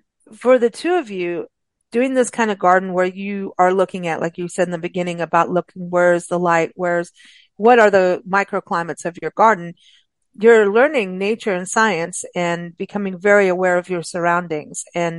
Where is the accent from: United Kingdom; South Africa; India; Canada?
South Africa; also born or lived in Kenya; growing up in South Africa and Kenya, there were the different levels.